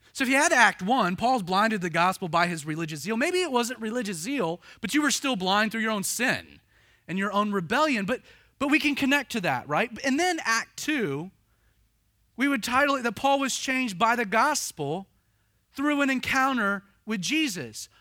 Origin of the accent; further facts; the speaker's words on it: the South, United States; growing up in the South